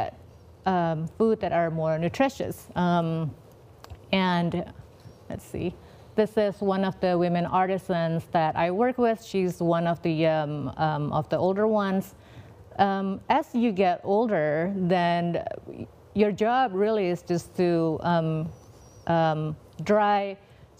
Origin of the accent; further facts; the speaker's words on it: Indonesia; moved away; I'm from Indonesia, I love all of the traditional artisan skills that we have.